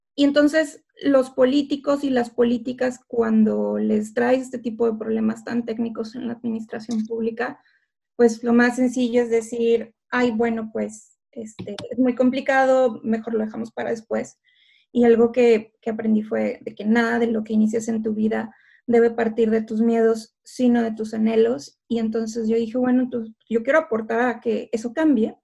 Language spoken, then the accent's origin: Spanish; Ciudad Victoria, Tamaulipas, Mexico; moved away as an adult; now in Cambridge, United Kingdom; Nací y crecí en Ciudad Victoria, Tamaulipas